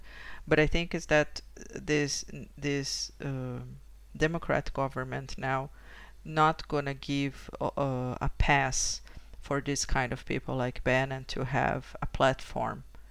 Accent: Brazil; moved away; I am from an Italian family, but I was born in Brazil

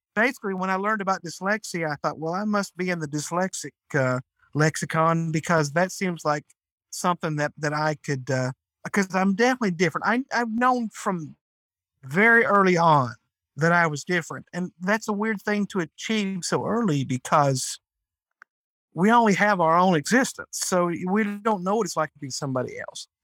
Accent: North Georgia, United States; I'm from North Georgia. I've lived in Georgia all my life

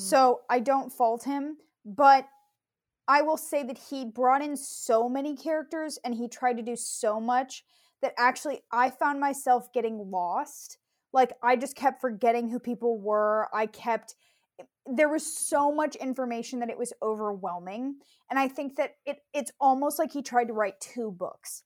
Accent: California, United States; I grew up in California.

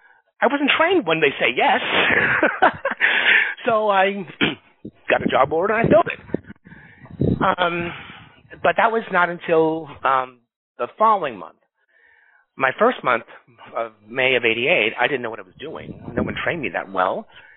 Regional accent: New York City, New York, United States; moved away as an adult; now in Los Angeles, United States; I grew up in Astoria, Queens, New York. And after college, and a couple of years after college, and from Pace University, I decided to move to give my chance and see if I can get a job in California, in Los Angeles.

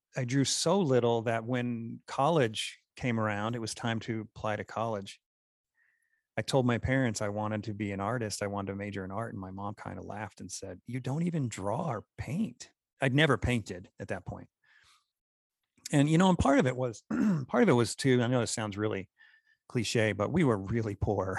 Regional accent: New York, United States; now in Utah, United States; by this time I'm in Utah, I'm originally from New York

